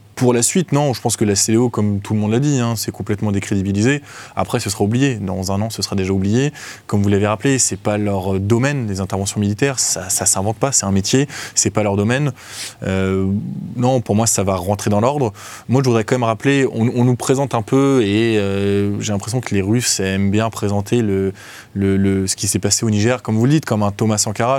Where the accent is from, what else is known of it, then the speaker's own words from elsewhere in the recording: France; en tant que Français lambda individuel